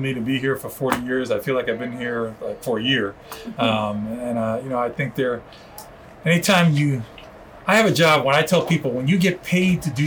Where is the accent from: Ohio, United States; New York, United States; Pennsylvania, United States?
New York, United States; New York City; first language Spanish; English is a second language; moved away; also born or lived in Miami; going to the Bronx Zoo, growing up in New York